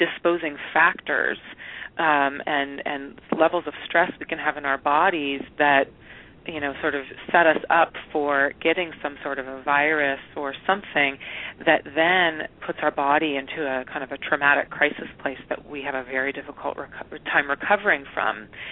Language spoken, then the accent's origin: English; Eugene and Portland, Oregon, United States; moved away; also born or lived in San Francisco / Brazil; I grew up in Oregon, up in Eugene and in Portland.